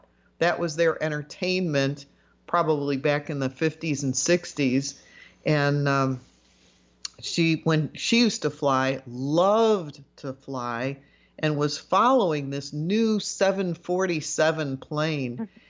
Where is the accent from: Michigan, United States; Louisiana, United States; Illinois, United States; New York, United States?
Illinois, United States; Chicago; when I was growing up in the Chicago area